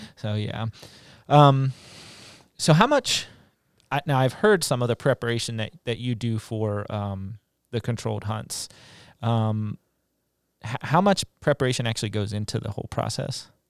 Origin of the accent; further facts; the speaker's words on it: West Virginia, United States; moved away; I grew up in West Virginia, really close to Pennsylvania and Maryland